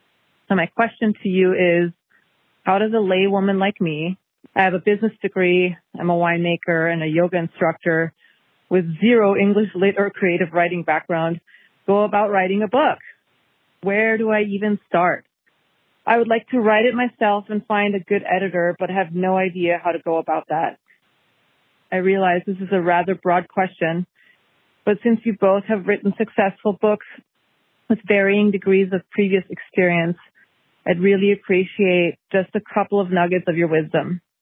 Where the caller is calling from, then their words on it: Petaluma, California, United States; calling from Petaluma in Sonoma wine country.